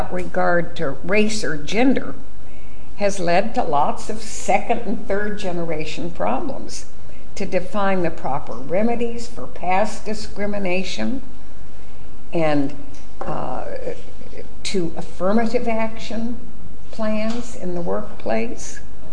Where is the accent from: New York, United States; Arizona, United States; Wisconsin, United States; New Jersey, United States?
Arizona, United States; my home state of Arizona